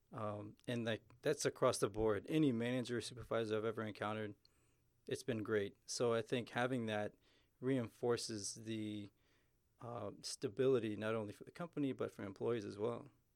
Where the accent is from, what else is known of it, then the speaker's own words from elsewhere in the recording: Houston, Texas, United States; moved away; originally I'm from Houston